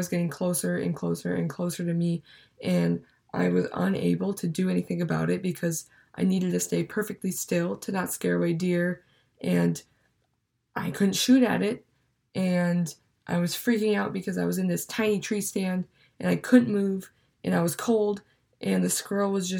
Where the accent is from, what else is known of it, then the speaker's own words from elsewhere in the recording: Minnesota, United States; moved away as an adult; now in Stevens Point, United States; I'm from Minnesota